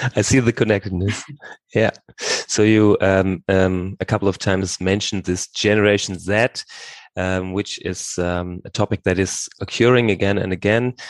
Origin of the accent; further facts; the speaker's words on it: Hamburg, Germany; now in Bad Blankenburg, Germany; I grew up in Hamburg